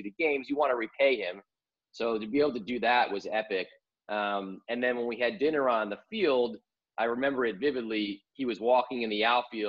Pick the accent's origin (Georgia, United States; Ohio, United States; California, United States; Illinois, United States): Illinois, United States; Chicago; moved away as an adult; also born or lived in Syracuse, New York; now in New York, United States; I grew up in the North Side of Chicago